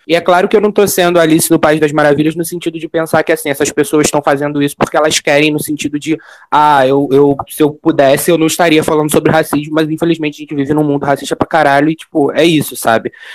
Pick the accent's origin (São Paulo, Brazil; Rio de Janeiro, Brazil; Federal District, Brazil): Rio de Janeiro, Brazil; Sou nascido e criado no Rio de Janeiro, única cidade possível